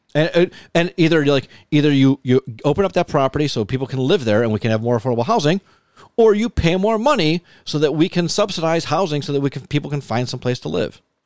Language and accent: English; Lancaster, New York, United States; growing up in Lancaster